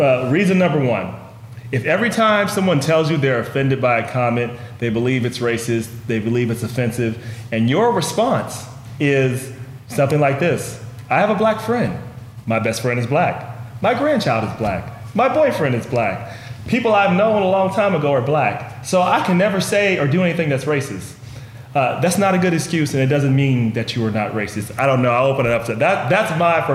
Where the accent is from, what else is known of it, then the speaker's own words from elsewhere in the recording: Cincinnati, Ohio, United States; Cincinnati, Ohio, my hometown, James Keyes' hometown